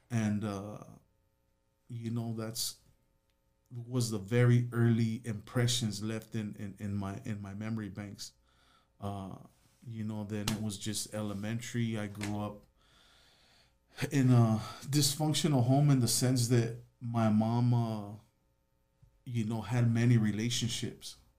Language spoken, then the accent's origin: English; Los Angeles, California, United States; I grew up in Van Nuys, California